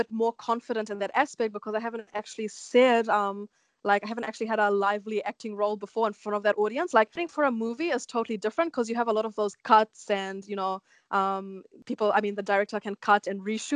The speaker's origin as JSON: {"language": "English", "country": "New Zealand", "tie": "born or raised there", "accent": "Kiwi", "said": "I am a New Zealand born Indian. I can speak Hindi, but it still has a Kiwi accent like behind it"}